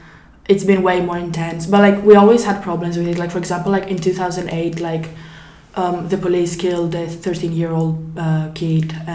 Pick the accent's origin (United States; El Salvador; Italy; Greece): Greece; I'm 17 years old, and I come from Greece.